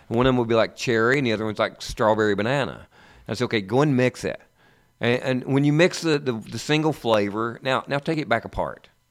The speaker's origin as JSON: {"language": "English", "region": "East Tennessee", "country": "United States", "tie": "born or raised there", "said": "I grew up in the East Tennessee area"}